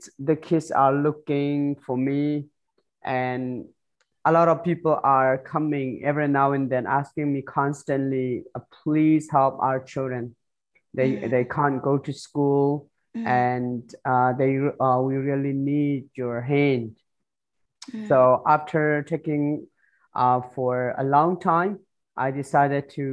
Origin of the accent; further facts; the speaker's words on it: Chin State, Myanmar; now in Malaysia; I'm from Myanmar, Chin refugee